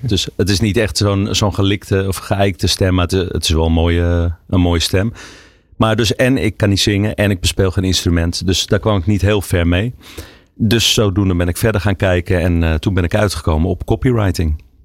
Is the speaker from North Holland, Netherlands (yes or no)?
yes; Amsterdam, North Holland, Netherlands; also born or lived in Huizen; Ik ben opgegroeid in Amsterdam. Tot mijn tiende, daarna ben ik naar, eh, Huizen verhuisd.